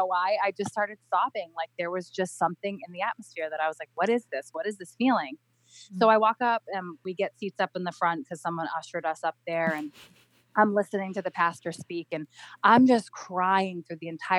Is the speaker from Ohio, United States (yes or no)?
no; Cape Cod, Massachusetts, United States; moved away as an adult; also born or lived in Rhode Island; We grew up on Cape Cod